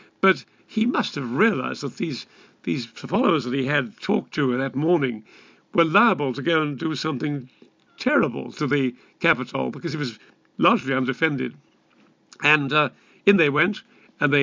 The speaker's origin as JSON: {"language": "English", "country": "United Kingdom", "said": "we Brits"}